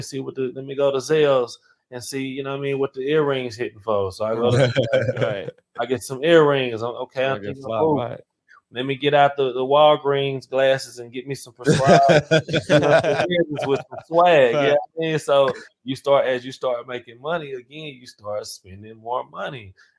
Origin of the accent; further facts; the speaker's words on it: Marshall, Texas, United States; now in Houston, United States; East Texas, Northeast Texas, which is Marshall. Okay. Yeah, Marshall, like in the country.